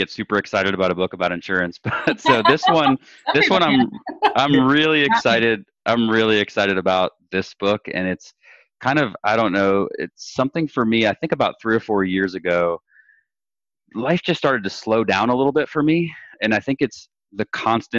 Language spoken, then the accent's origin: English; Florida, United States; I grew up in Florida, born and raised, and we've kind of settled in North Florida right now